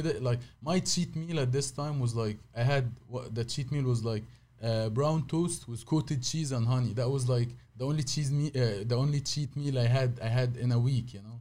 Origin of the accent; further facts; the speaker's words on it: Cairo, Cairo Governorate, Egypt; English is a second language; moved away as an adult; also born or lived in Saudi Arabia; now in United States; I born in Saudi, but I, I, I lived all my life in Egypt